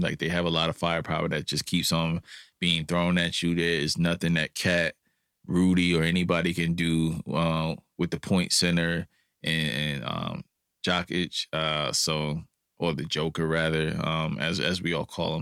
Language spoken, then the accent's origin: English; New York City, New York, United States; I'm from New York City